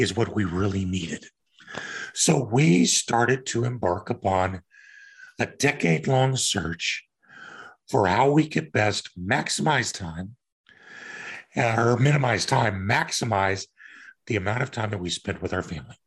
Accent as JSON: {"language": "English", "region": "Kansas", "country": "United States", "also_born_or_lived": "Denver", "moved": "yes", "said": "I'm from Kansas"}